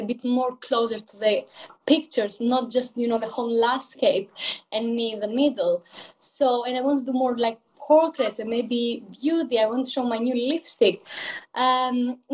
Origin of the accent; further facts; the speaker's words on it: Greece; English is a second language; moved away as an adult; now in London, United Kingdom; So I am originally from Greece, hence the accent. I moved in London like 3.5 years ago.